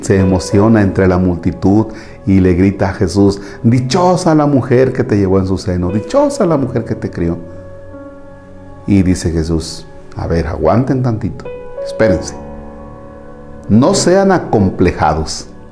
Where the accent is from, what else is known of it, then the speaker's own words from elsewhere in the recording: Mexico; como mexicanos